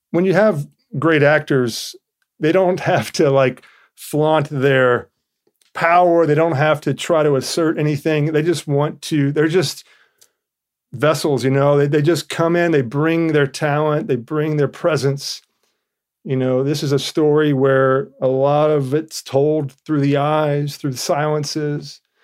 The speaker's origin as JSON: {"language": "English", "region": "Georgia", "country": "United States", "said": "I'm from Georgia"}